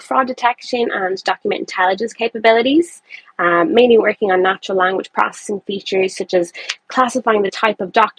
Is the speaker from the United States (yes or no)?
no; Ireland; I am from Ireland, and I'm currently based in Dublin.